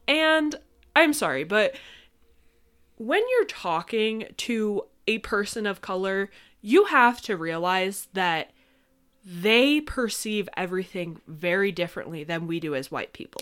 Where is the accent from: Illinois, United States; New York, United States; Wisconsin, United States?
New York, United States; upstate; we're from upstate, if you know anything about New York.